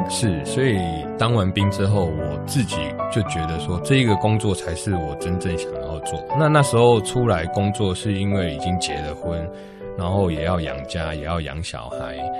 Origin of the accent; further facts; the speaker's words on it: Taiwan; 我是来自台湾的珠宝设计师